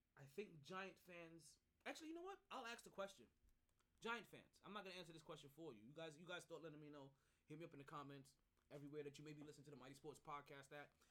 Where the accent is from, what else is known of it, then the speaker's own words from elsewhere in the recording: New York, United States; as a New Yorker myself